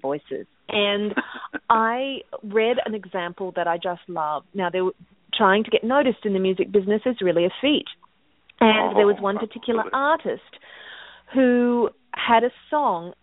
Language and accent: English; Australia; now in United States; I'm from Australia and living in America